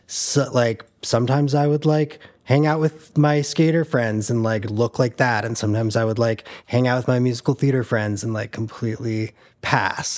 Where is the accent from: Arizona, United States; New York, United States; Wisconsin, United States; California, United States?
Arizona, United States; Tucson; moved away; also born or lived in Chicago; I grew up in Tucson, Arizona.